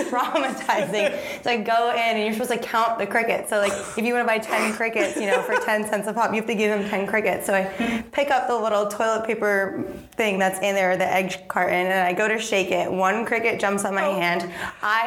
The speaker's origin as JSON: {"language": "English", "region": "New Hampshire", "country": "United States", "tie": "born or raised there", "said": "I grew up in New Hampshire, so I worked at a feed store."}